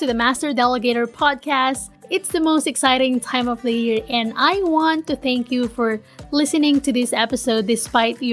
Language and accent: English; Manila, Metro Manila, Philippines; born or raised there; moved away as an adult; now in United States